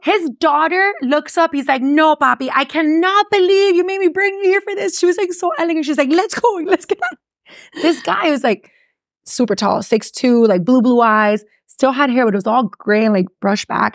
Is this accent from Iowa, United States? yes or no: no; Miami, Florida, United States; accent: Miami; first language English; also born or lived in Gainesville, Florida; the people like myself who were born here, who speak English, that's really my first language and went to school here